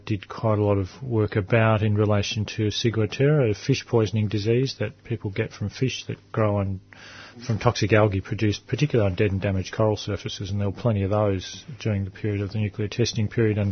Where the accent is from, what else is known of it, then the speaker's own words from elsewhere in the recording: Adelaide, South Australia, Australia; I was born in Adelaide